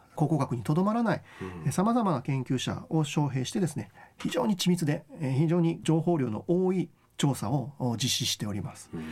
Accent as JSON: {"language": "Japanese", "town": "Nago", "region": "Okinawa", "country": "Japan", "tie": "born or raised there", "said": "僕と同郷の名護市の出身"}